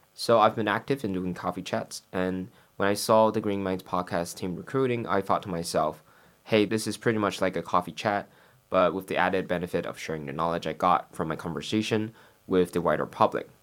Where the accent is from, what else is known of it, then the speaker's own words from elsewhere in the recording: Taiwan; moved away as an adult; now in London, United Kingdom; I'm from Taiwan